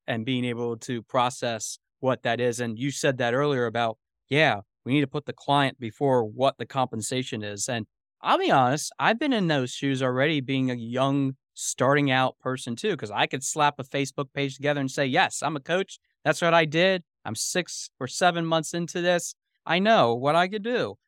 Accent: Lancaster, Pennsylvania, United States; Lancaster, Pennsylvania, which is my hometown

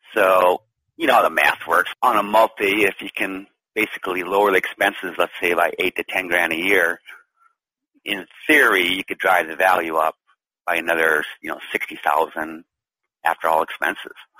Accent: Duluth, Minnesota, United States; moved away as an adult; also born or lived in San Francisco; back to my hometown here in Duluth, Minnesota.

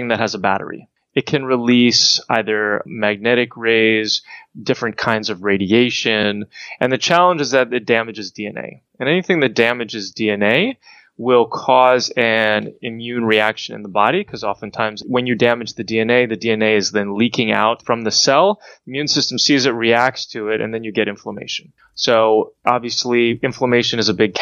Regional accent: New Jersey, United States; I grew up in New Jersey, bitten by ticks when I was young

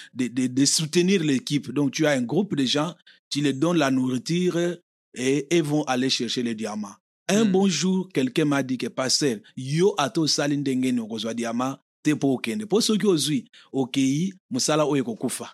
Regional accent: Kinshasa, DR Congo; moved away as an adult; now in United States; je viens du Congo

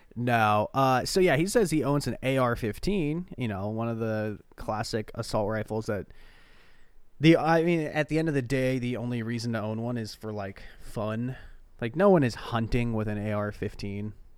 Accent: Oregon, United States; I'm from Oregon

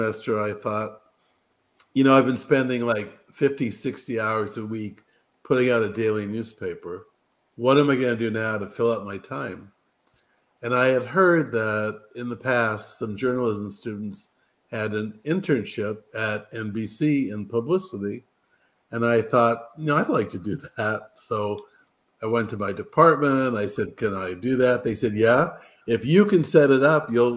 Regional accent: Culver City, California, United States; also born or lived in London; I grew up in Culver City, California

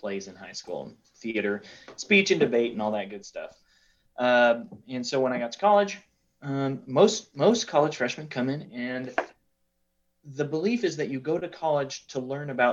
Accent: Wyoming, United States; moved away as an adult; also born or lived in McAllen, Texas; I did grow up in Wyoming

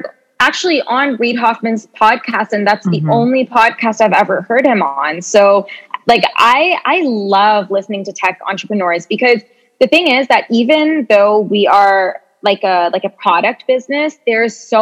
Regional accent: Canada; moved away as an adult; now in New York, United States; we're originally Canadian

